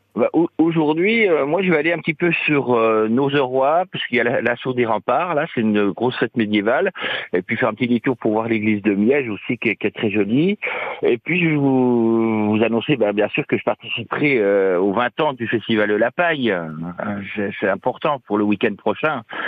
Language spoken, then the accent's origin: French; Champagnole, Bourgogne-Franche-Comté, France; je suis né à Champagnole